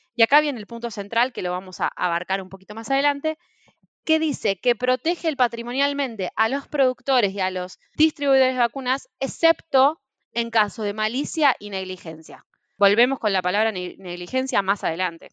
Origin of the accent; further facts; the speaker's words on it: Argentina; nosotros en Argentina